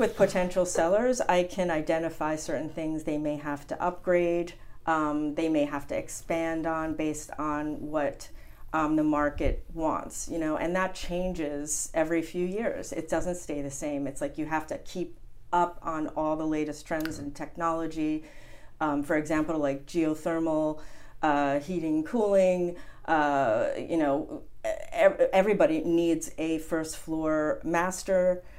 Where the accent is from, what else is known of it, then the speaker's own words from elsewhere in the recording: New Jersey, United States; also born or lived in Montauk, New York; now in Hamptons, United States; I'm originally from New Jersey, and um, my mother decided in the family that we would summer in the Hamptons